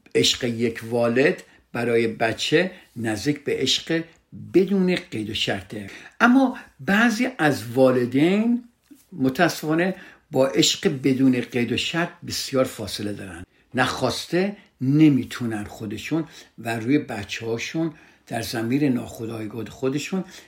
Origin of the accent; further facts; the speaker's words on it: Iran; فرهنگی که در کشور ما هست در ایران هست